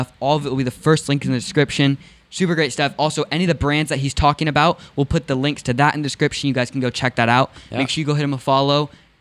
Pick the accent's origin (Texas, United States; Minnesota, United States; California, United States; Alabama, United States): California, United States; Los Angeles; now in Northern California, United States; I'm originally from Los Angeles